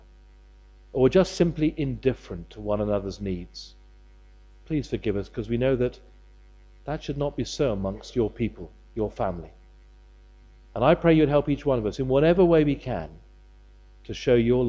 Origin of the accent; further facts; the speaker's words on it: United Kingdom; we're British